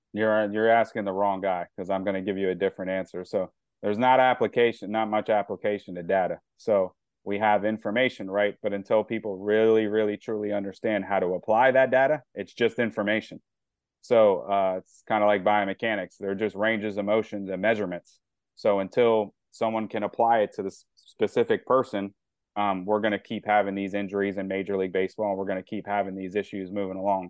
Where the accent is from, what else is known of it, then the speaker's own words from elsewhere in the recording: New Carrollton, Maryland, United States; growing up in New Carrollton and stuff, Maryland, I've been a lifelong fan